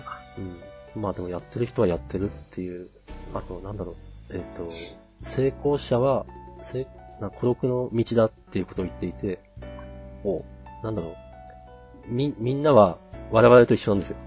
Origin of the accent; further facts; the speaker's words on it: Tohoku, Japan; 東北の田舎出身なんですけど